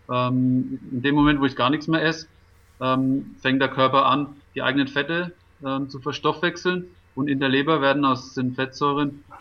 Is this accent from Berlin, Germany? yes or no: no; Schweinfurt, Bavaria, Germany; Heimatstadt äh, in der Strahlentherapie mhm. und habe das dann angenommen, bin da nach Schweinfurt gewechselt